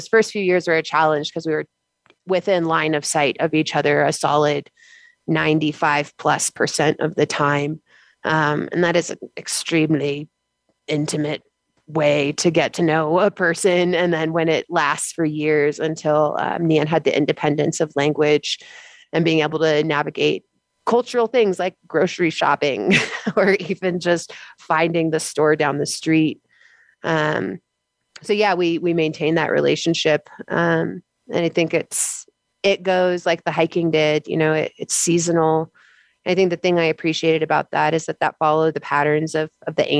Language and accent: English; United States